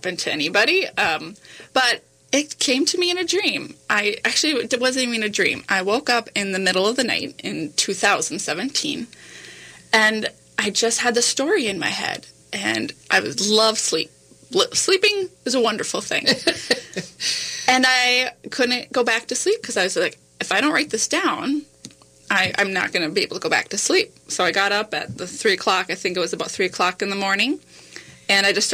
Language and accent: English; North Dakota, United States; growing up in North Dakota